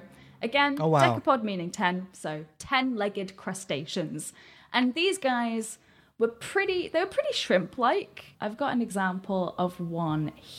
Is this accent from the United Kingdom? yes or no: yes; United Kingdom; I'm British